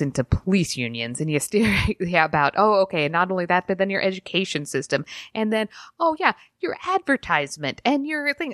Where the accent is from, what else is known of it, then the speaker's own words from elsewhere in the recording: Utah, United States; I grew up in Utah, obviously, so I'm, like, got this really, really sheltered life